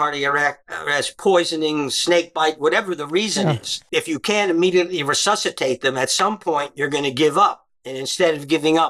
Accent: Baltimore, Maryland, United States; moved away as an adult; also born or lived in New York / New Jersey; I was raised in Baltimore, Maryland.

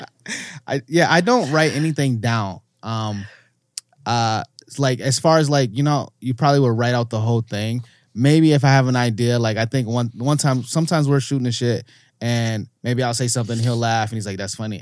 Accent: Canada; also born or lived in United States; being an American and growing up in Canada

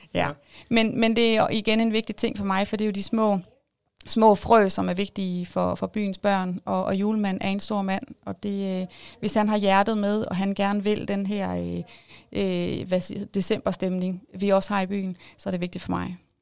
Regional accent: Jyderup, Zealand, Denmark; Jeg er jo øh, oprindeligt født og opvokset i Jyderup, så jeg er jo meget lokalkendt

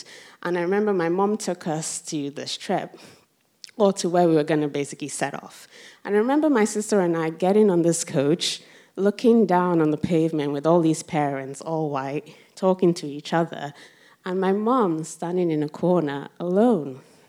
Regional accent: Rotherham, Yorkshire and the Humber, United Kingdom; see, Rotherham's basically this small town in the middle of South Yorkshire. And as you can imagine, growing up in Rotherham in the 90s, you didn't come across a lot of black people, basically.

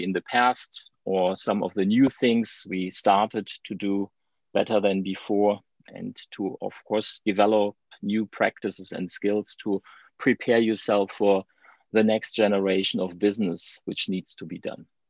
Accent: Germany; English is a second language; as you can hear from my accent, I'm from Germany

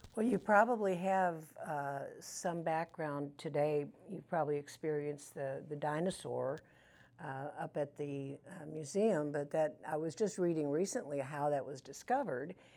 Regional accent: Canada; also born or lived in St. Louis, Missouri / Bollinger County, Missouri; now in Marble Hill, United States; I'm not American, I'm Canadian by birth, American by choice.

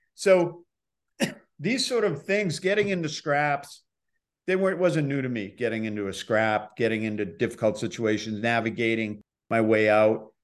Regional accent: Boston, Massachusetts, United States; moved away; also born or lived in Milton, Massachusetts; I'm from Boston

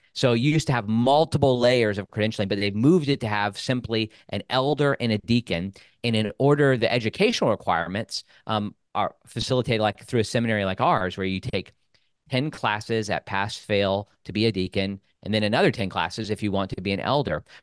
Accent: Midwest, United States; moved away; I grew up in the Midwest.

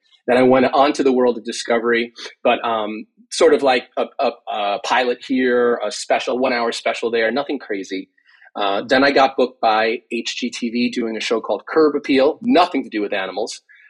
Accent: Long Island, New York, United States; Growing up in Long Island, my parents came here in, let's see, I don't know, sometime, late 60s, early 70s. I was born after that and grew up around dogs

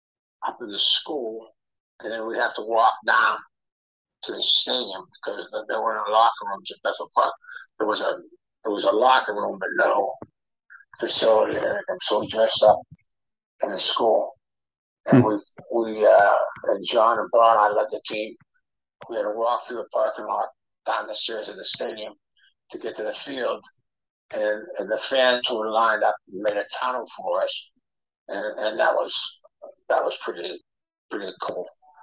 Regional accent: Brazil; For me, a kid growing up in Brazil, I mean, my God, the connection with Brazil, small little town with really no soccer club, but plenty of soccer clubs in the area, is amazing.

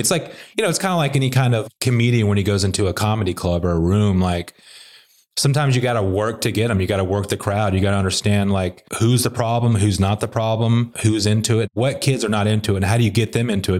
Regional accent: Little Rock, Arkansas, United States; also born or lived in Conway, Arkansas; now in Nashville, United States; I grew up in Little Rock and then went to high school in a place called Conway, which is like a suburb of Little Rock, about thirty miles north

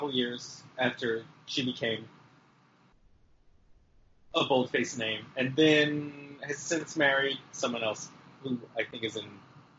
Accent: Vienna, Virginia, United States; He's from my hometown of Virginia.

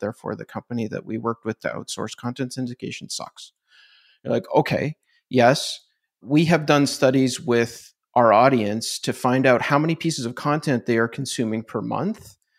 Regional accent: Canada; I'm Canadian, so we don't have these brands

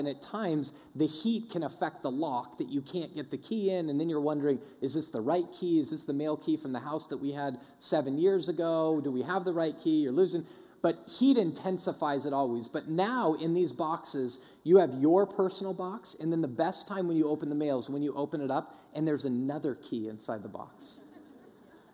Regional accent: Denver, Colorado, United States; when I grew up in Denver

